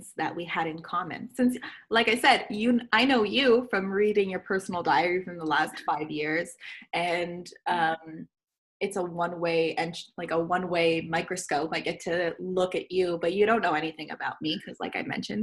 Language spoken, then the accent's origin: English; Montreal, Quebec, Canada; we're both from Montreal, and we're both have a lineage elsewhere